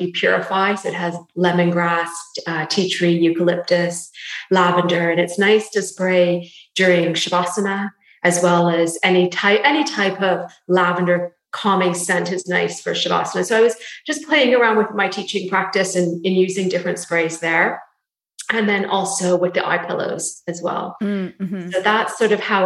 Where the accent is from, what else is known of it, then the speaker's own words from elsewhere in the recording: Canada; moved away as an adult; now in London, United Kingdom; I'm Canadian as well as you, but I'm based in London now, been here for 15 years.